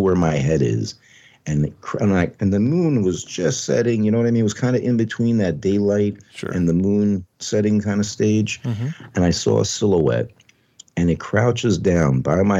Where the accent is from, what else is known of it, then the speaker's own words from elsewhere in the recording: Long Island, New York, United States; moved away; I was from New York, so I didn't do much camping on Long Island